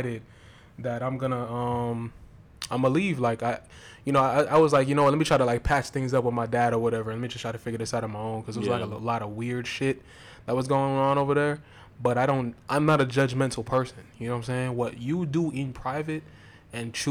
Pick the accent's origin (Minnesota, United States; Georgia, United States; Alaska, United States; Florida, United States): Florida, United States; Lauderdale Lakes; I'm from Lauderdale Lakes